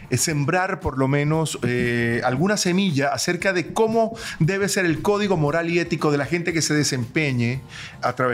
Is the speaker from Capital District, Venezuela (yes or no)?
no; Maracaibo, Zulia, Venezuela; moved away as an adult; also born or lived in Caracas, Venezuela; now in Miami, United States; Así somos los maracuchos